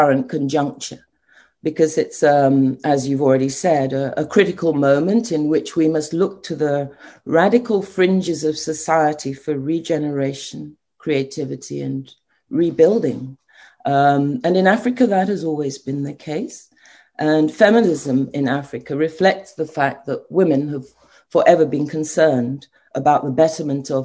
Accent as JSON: {"language": "English", "region": "London", "country": "United Kingdom", "tie": "born or raised there", "also_born_or_lived": "Nigeria / The Hague", "moved": "as an adult", "lives_now": "Ghana", "said": "I was born in London and trained in Britain"}